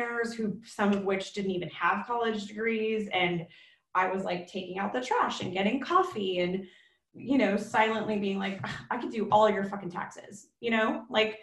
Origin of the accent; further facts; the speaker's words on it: South Bay, California, United States; I grew up in the South Bay, so I'm totally a local South Bay kid